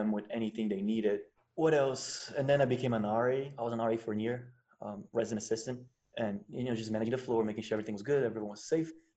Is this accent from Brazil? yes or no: yes; Brazil; also born or lived in United States; I'm from Brazil